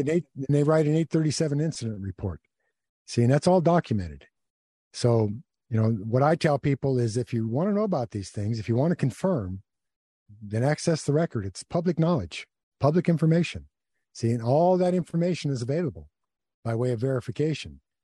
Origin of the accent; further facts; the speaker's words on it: United States; I'm an American, and, uh, I've always thought of myself as an American